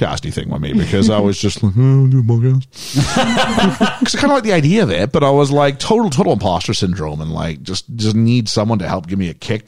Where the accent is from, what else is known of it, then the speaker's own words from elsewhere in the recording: Canada; I'm Canadian